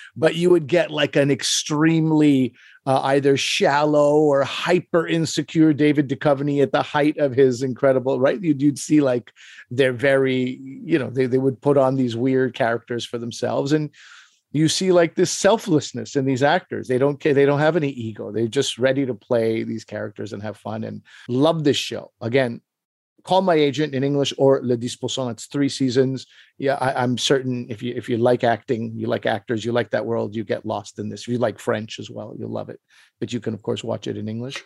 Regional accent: Pakistan; I am Pakistani

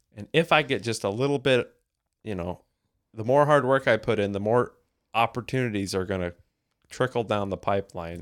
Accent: United States; I grew up in the States

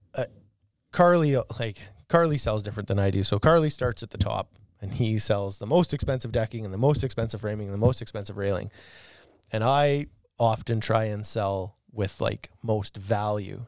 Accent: Arcola, Saskatchewan, Canada; we grew up in Arcola

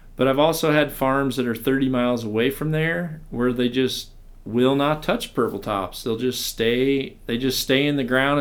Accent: Mississippi, United States; growing up in Mississippi

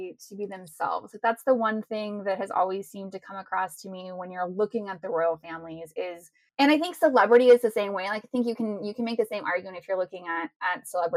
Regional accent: Texas, United States; now in Ohio, United States; I was born and raised in Texas

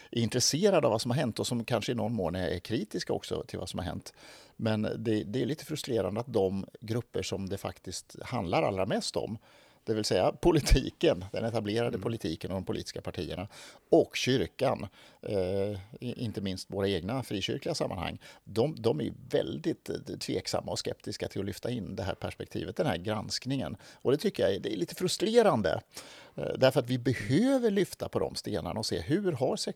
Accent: Skåne, Sweden; så jag är uppväxt i Skåne, men, men, känner mig inte riktigt skånsk utan snarare norrländsk och så hamnade jag någonstans eh, eh halv mitt emellan i Småland.

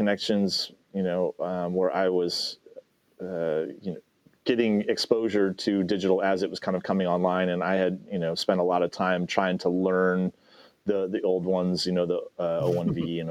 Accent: Midwest, United States; moved away as an adult; also born or lived in Arizona / Southern California; I'm from the Midwest

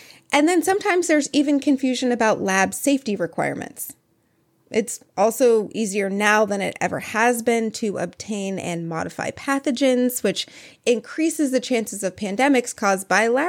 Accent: Canada; So growing up in the Great White North, so apparently I was scared of Ebola.

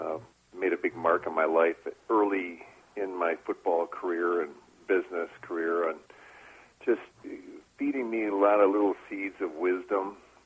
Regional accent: Midwest, United States; I grew up in the Midwest and big, loving, supporting family.

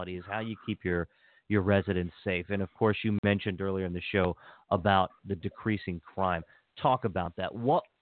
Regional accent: Hagerstown, Maryland, United States; I was born and raised in Hagerstown

